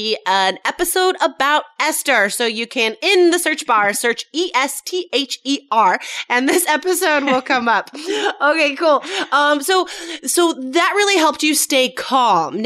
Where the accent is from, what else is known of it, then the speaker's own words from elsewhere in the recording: United States; also born or lived in Taiwan; I'm American